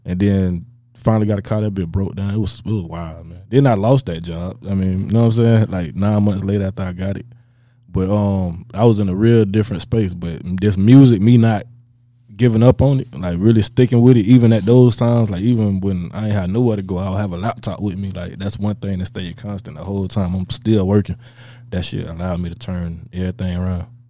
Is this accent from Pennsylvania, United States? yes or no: no; Tampa, Florida, United States; I'm from Tampa